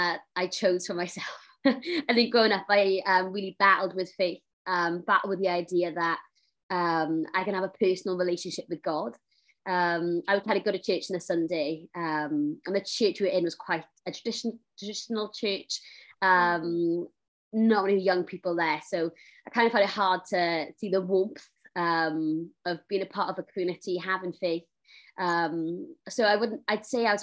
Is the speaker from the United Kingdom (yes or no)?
yes; Swansea, Wales, United Kingdom; I am born and bred South Wales, so Swansea